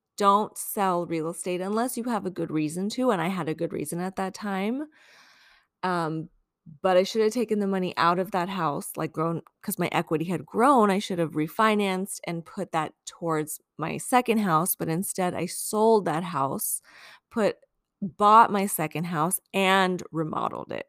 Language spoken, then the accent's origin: English; Long Beach, California, United States; moved away as an adult; also born or lived in Ukraine / Washington, D.C. / Tucson, Arizona; now in San Francisco, United States; I grew up in Long Beach